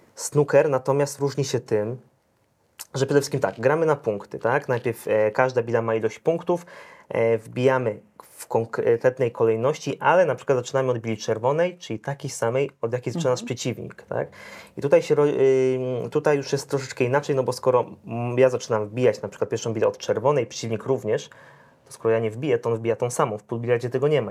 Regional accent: Zielona Góra, Lubusz Voivodeship, Poland; jestem z Zielonej Góry, miasto niemałe

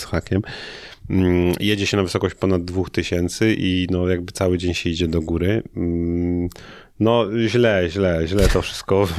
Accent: Szczecin, West Pomeranian Voivodeship, Poland; moved away as an adult; also born or lived in Toruń; studiowałem w Toruniu, a pochodzę ze Szczecina

